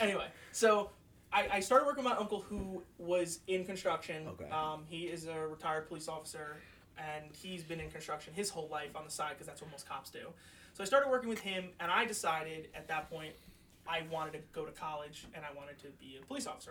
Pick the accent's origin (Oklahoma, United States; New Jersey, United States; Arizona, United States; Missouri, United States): New Jersey, United States; Manahawkin; moved away as an adult; now in Bergen County, United States; I grew up in Manahawkin near the beach